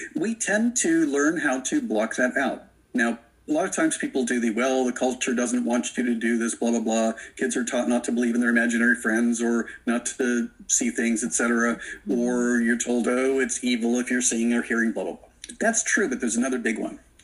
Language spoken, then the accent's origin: English; Florida, United States; I grew up in Florida